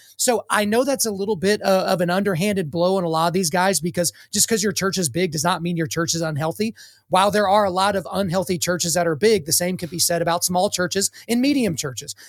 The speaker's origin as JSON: {"language": "English", "region": "Oklahoma", "country": "United States", "accent": "country", "said": "I'm from Oklahoma."}